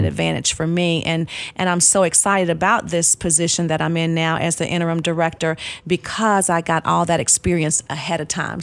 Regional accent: Nashville, Tennessee, United States; also born or lived in Pensacola, Florida / Georgia; now in Clarksville, United States; my family moved to Nashville, and so that's where I grew up. So I was in Nashville from kindergarten all the way up until I graduated from high school

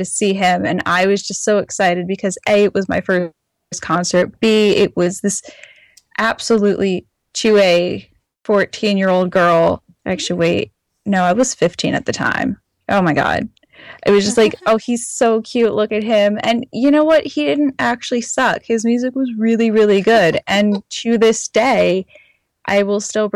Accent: South Central Pennsylvania, United States; now in Washington, D.C., United States; growing up in South Central Pennsylvania

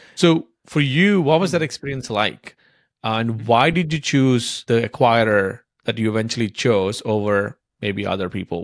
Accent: India; I grew up in India

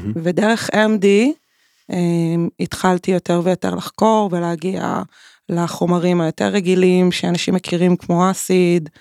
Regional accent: Tel Aviv, Tel Aviv District, Israel; נולדתי בתל אביב

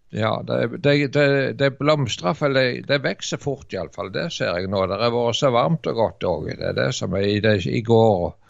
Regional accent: Varhaug, Rogaland, Norway; also born or lived in Dirdal; hjemme på Varhaug

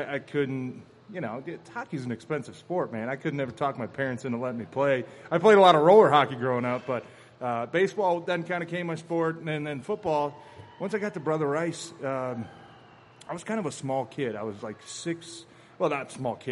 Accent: Ferndale, Michigan, United States; I grew up in Ferndale

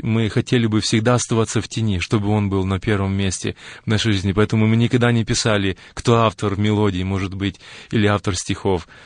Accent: Ukraine; мы родились и выросли на Украине, и это наш народ, и наш язык

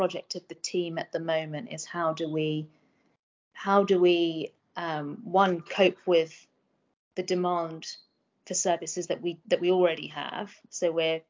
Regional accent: Medway, South East England, United Kingdom; moved away as an adult; also born or lived in Oxford; I grew up in Medway. Was there for school until I was 18

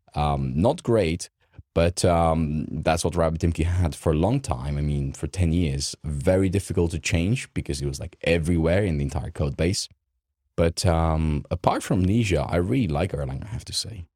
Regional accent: Romania; English is a second language; moved away; I grew up in Romania.

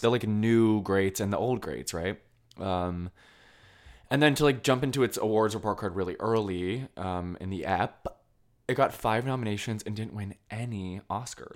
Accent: Colchester, Vermont, United States; moved away; I'm from Colchester.

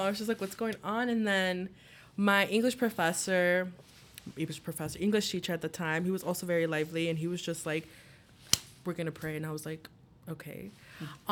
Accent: Chicago, Illinois, United States; I'm from Chicago

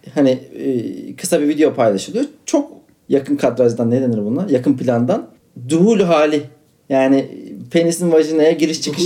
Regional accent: Istanbul, Turkey; bir Kadıköylüyüm.

